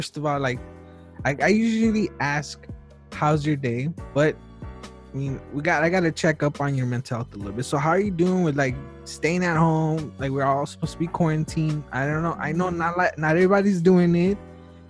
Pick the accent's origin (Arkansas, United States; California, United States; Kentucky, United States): California, United States; Wilmington; I grew up in Wilmington